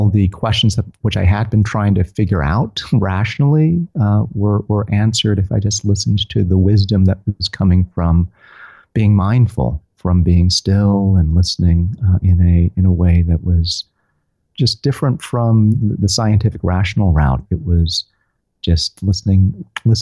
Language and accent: English; Tennessee, United States; I'm from Tennessee